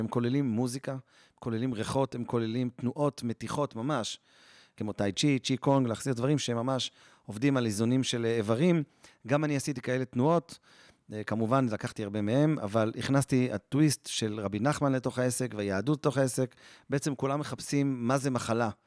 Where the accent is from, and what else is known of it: Jerusalem, Jerusalem District, Israel; born or raised there